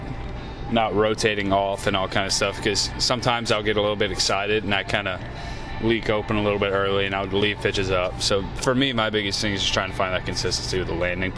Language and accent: English; Louisiana, United States; moved away as an adult; now in Stockton, United States; I'm from Louisiana